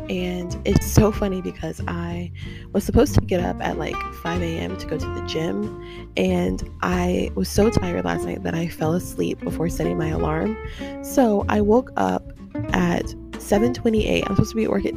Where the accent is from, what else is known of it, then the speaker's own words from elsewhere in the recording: Tampa, Florida, United States; I was raised in Tampa Park. That's where my roots came from. That's where I spent my childhood